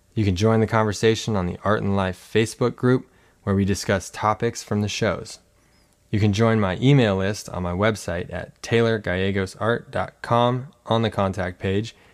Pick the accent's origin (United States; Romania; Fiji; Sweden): United States; Colorado; now in San Diego, United States; I'm originally from Colorado, so I grew up with, with pretty cold temperatures